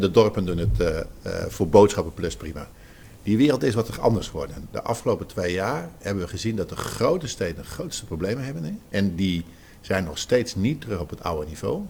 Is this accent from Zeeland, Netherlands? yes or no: yes; Zeeland, Netherlands; ik kom uit Zeeland